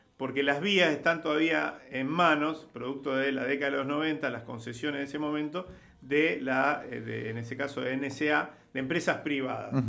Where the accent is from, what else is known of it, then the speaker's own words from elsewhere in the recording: Rosario, Santa Fe, Argentina; Acá estamos en Santa Fe, yo soy de Rosario